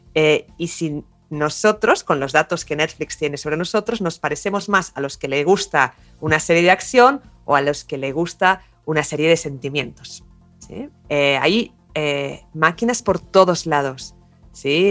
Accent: Barcelona, Catalonia, Spain; moved away as an adult; now in Córdoba, Argentina; soy originalmente de Barcelona, pero llevo 15 eh, años eh, acá en Córdoba

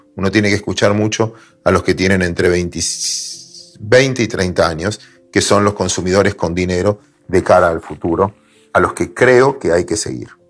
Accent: Mar del Plata, Buenos Aires Province, Argentina; yo soy de Mar del Plata

